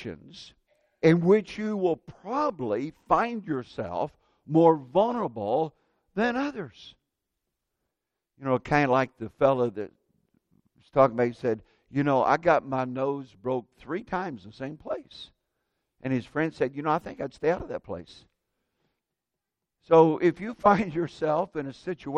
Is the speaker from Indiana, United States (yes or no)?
yes; Indiana, United States; when I was a kid growing up in Indiana